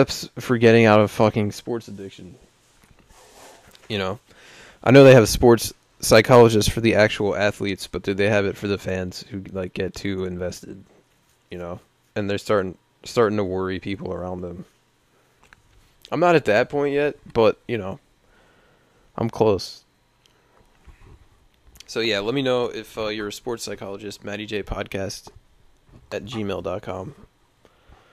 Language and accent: English; Baltimore, Maryland, United States; accent: Baltimore; my Baltimore accent